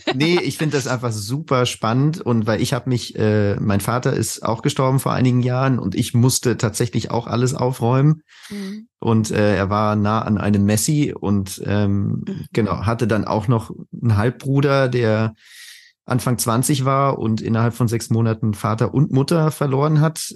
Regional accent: Spain; now in Germany; ich bin ja halb Spanier, also ich bin auch in Spanien aufgewachsen

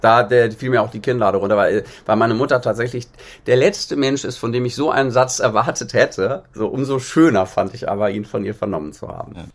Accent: Bad Schwartau, Schleswig-Holstein, Germany; first language German; moved away as an adult; also born or lived in Berlin; Also in Bad Schwartau, wo ich herkomme, äh, im Norden

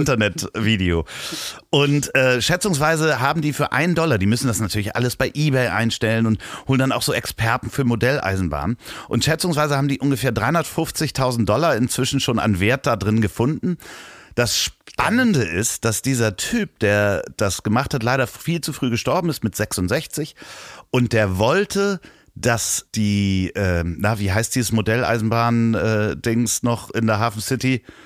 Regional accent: Hamburg, Germany; accent: Hamburger Akzent; meinen Hamburger Akzent, ja, den ich ja manchmal habe

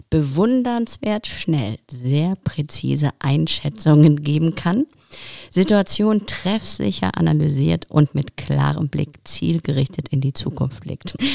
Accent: Ukraine; moved away; Ich komme ursprünglich aus der Ukraine, genau.

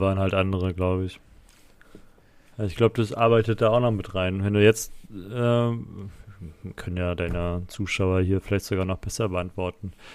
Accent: eastern Germany, Germany; hier bei uns im Osten.

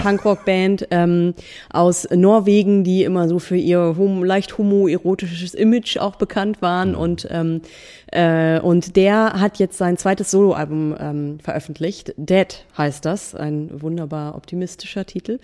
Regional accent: Buxtehude, Lower Saxony, Germany; in Buxtehude, in meiner Heimatstadt

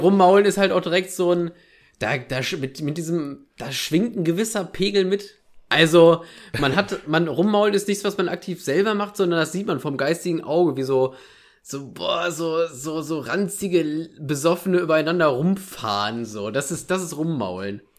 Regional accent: Ruhr area, North Rhine-Westphalia, Germany; meiner Heimat ein bisschen treu bleiben. Ruhrpott, NRW

